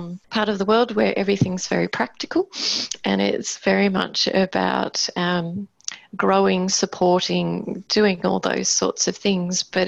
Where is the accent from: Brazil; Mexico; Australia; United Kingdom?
Australia; Queensland; moved away as an adult; now in Tasmania, Australia; I'm originally from Queensland, from a small country town